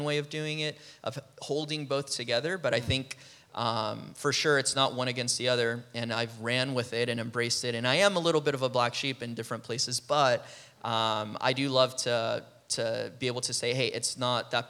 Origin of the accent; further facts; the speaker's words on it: Peru; moved away as an adult; now in United States; I'm from Peru, so I came to college here in the U.S.